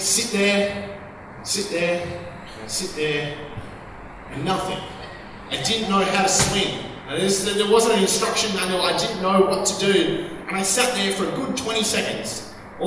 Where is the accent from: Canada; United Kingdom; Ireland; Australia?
Australia; We're Australians